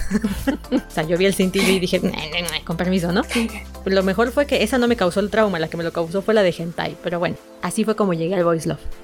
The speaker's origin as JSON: {"language": "Spanish", "country": "Mexico", "said": "soy de México, soy mexicana"}